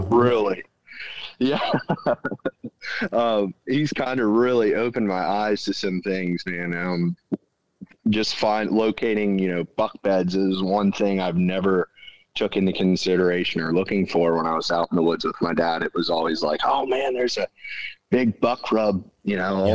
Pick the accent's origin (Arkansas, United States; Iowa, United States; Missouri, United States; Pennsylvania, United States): Pennsylvania, United States; central; i'm from central pennsylvania